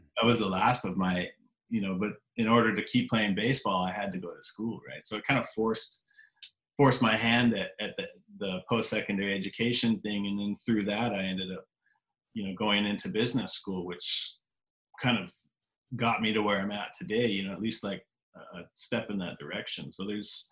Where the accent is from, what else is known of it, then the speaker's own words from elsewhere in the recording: Maskwacis, Alberta, Canada; also born or lived in Edmonton, Alberta; now in Chilliwack, Canada; I was born in Edmonton, Alberta, Treaty 6 territory. And I was raised out in Muscogees, Alberta, on Treaty 6. On the Samson Reserve